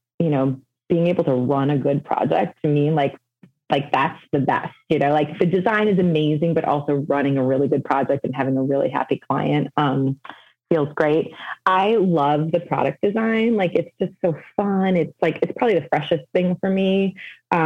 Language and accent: English; Evanston, Illinois, United States; I'm born and raised in Evanston, which is a suburb, just north of Chicago